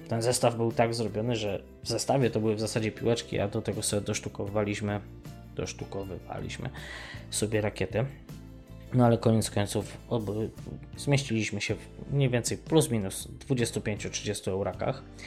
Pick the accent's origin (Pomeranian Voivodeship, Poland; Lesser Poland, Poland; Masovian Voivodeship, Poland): Lesser Poland, Poland; Mościce; moved away; w Mościcach, skąd pochodzę, też były korty tenisowe